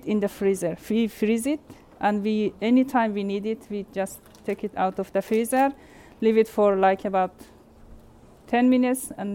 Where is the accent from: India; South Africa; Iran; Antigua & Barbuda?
Iran; also born or lived in Afghanistan; now in New Zealand; When I was a child, I grew up in Iran